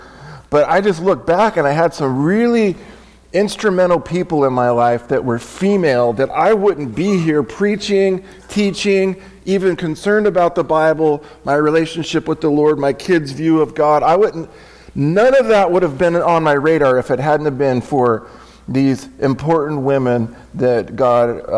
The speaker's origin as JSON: {"language": "English", "town": "San Diego", "region": "California", "country": "United States", "tie": "born or raised there", "said": "I was raised in San Diego, like El Cajon, if you guys are familiar with San Diego, El Cajon, Santee, Lakeside, Ramona"}